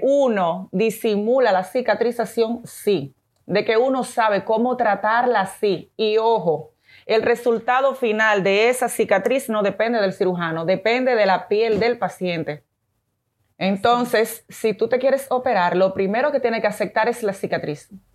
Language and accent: Spanish; Dominican Republic; also born or lived in Venezuela; mi país es maravilloso